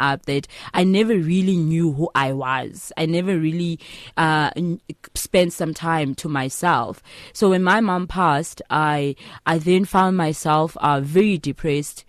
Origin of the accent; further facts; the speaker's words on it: Mthatha, Eastern Cape, South Africa; now in Johannesburg, South Africa; I am from the Eastern Cape, Mthatha.